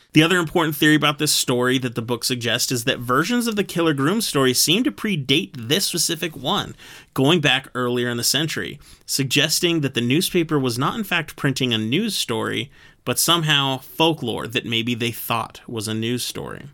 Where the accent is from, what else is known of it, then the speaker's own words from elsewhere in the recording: United States; as an American